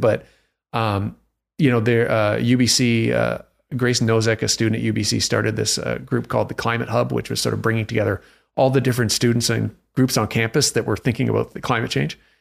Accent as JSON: {"language": "English", "town": "Toronto", "region": "Ontario", "country": "Canada", "tie": "born or raised there", "moved": "yes", "lives_now": "Vancouver, Canada", "said": "I'm Canadian from Toronto"}